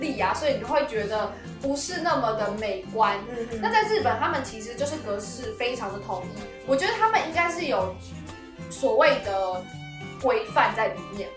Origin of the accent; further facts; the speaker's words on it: Taiwan; 我连身为一个台湾人